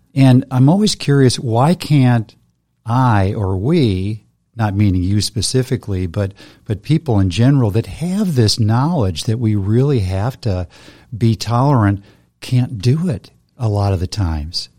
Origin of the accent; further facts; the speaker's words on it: United States; being an American